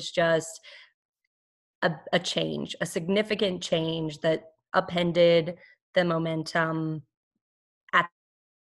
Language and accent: English; New Mexico, United States; moved away as an adult; also born or lived in Southwest / California / Texas; now in North Carolina, United States; I was born in New Mexico, had lived most of my life in the Southwest, had gone to school in California and Texas